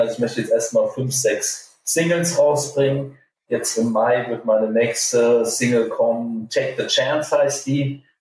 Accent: Hesse, Germany; als Hesse

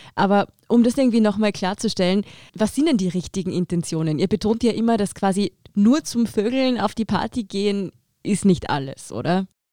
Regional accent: Tyrol, Austria; now in Vienna, Austria; ich komme selber aus Tirol

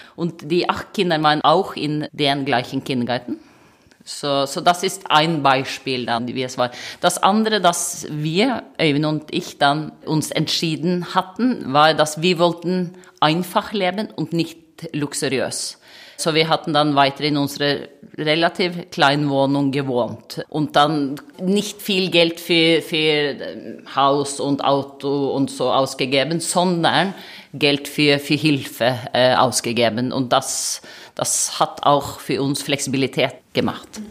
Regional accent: Norway; German is a second language; moved away as an adult; now in Germany; ich komme aus Norwegen, ich bin ein Viking

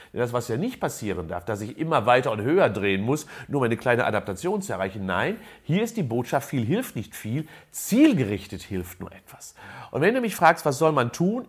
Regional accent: a village near Unna, North Rhine-Westphalia, Germany; ich bin in einem Dorf groß geworden in der Nähe von Unna

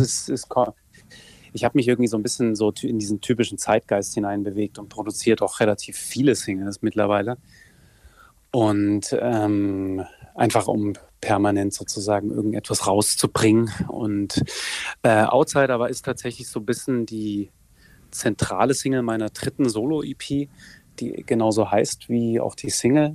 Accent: Saxony, Germany; in meinem Heimatland Sachsen

